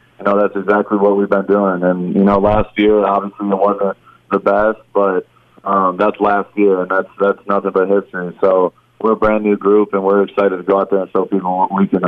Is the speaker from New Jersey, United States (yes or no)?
no; Michigan, United States; for me, I was coming from Michigan, so football's a little bit different in Michigan than it is in Texas.